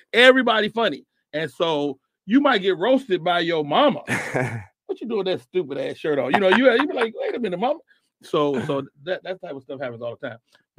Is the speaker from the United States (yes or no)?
yes; Chicago, Illinois, United States; Robin is from my hometown. You know, we are all from the Midwest, from Chicago.